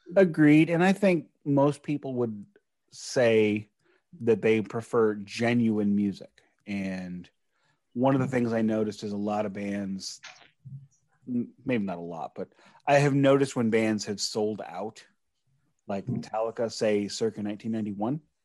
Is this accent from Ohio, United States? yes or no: no; St. Louis, Missouri, United States; I am from St. Louis. I'm in the Midwest